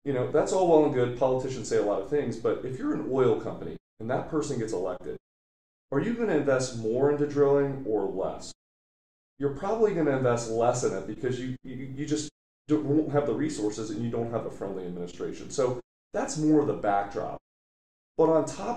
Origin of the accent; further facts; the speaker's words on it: Ohio, United States; I'm from Ohio